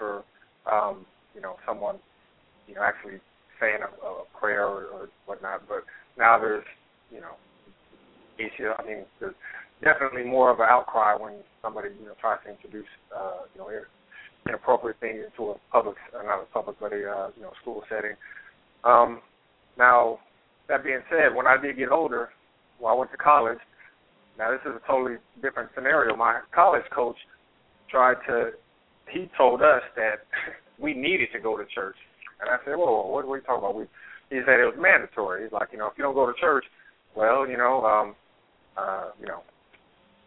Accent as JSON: {"language": "English", "region": "California", "country": "United States", "tie": "born or raised there", "moved": "yes", "lives_now": "the South, United States", "said": "But I grew up in California."}